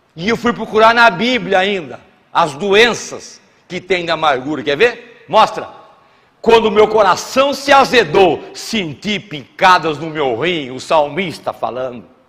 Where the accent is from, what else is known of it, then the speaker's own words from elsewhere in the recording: São Paulo, Brazil; accent: paulista (interior de São Paulo); moved away as an adult; also born or lived in Santa Catarina; now in Florianópolis, Brazil; Eu sou paulista, moro no interior de São Paulo, vocês percebem pelo sotaque, mas optei por morar em Santa Catarina.